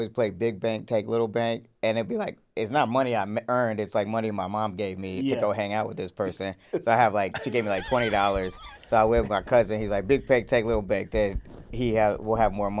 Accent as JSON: {"language": "English", "region": "the South", "country": "United States", "tie": "born or raised there", "said": "we grew up in the South."}